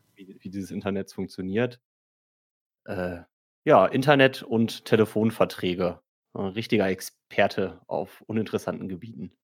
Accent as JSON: {"language": "German", "area": "Marl", "region": "North Rhine-Westphalia", "country": "Germany", "tie": "born or raised there", "lives_now": "Cologne, Germany", "said": "ich komme aus Mal ursprünglich"}